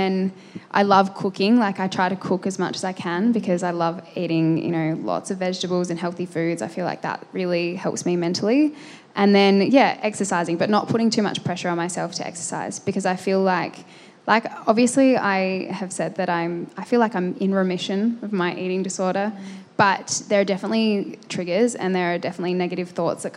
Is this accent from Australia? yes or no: yes; Adelaide, South Australia, Australia; now in Victoria, Australia; I grew up in Adelaide